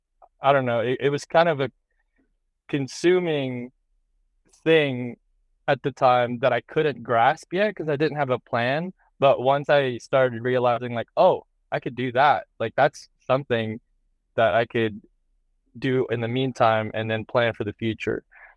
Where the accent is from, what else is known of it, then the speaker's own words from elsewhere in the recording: New Hampshire, United States; also born or lived in Boston, United States; When I used to live in the East Coast, you're kind of stuck in like the city life, right? Like I grew up in Boston, or I grew up in New Hampshire.